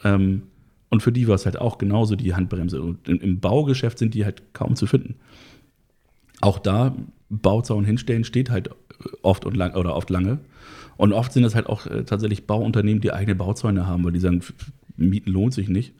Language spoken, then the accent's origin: German; Hamburg, Germany; bin gebürtiger Harburger, also aus dem Hamburger Süden